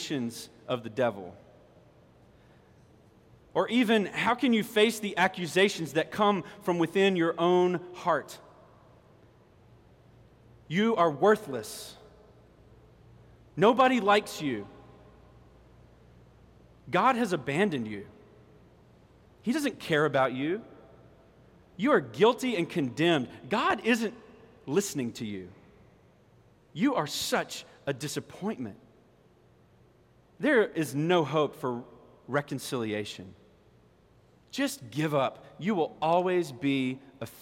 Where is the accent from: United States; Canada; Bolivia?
United States; Orangeburg, South Carolina; accent: country Mississippi; also born or lived in Mississippi; My family moved to Orangeburg in the middle of fourth grade. Not at the beginning of the year, but in the middle of fourth grade. And I was a new student at Marshall Elementary School right here